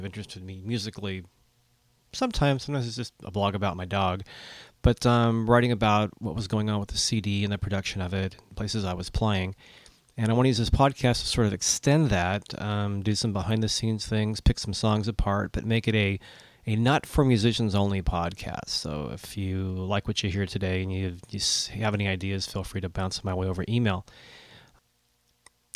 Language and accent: English; Watsonville, California, United States; I'm a songwriter from Watsonville, California, on the Central Coast